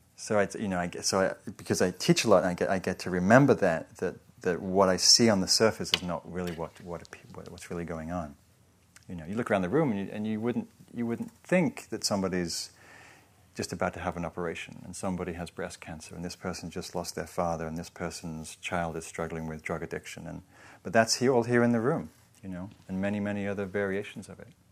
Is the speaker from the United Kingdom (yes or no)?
yes; England, United Kingdom